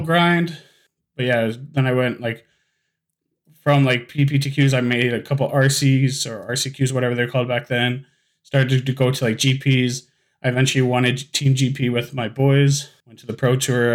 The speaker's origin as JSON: {"language": "English", "town": "Winnipeg", "region": "Manitoba", "country": "Canada", "said": "I'm from Winnipeg, Manitoba"}